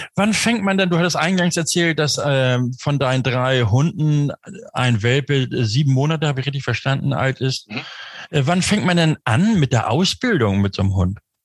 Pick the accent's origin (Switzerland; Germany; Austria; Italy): Germany; Stormarn, near Hamburg-Rahlstedt, Schleswig-Holstein; moved away; aus der Ecke Stormann, zumindest so Richtung Grenze Hamburg-Rahlstedt, da komme ich ursprünglich her, da bin ich aufgewachsen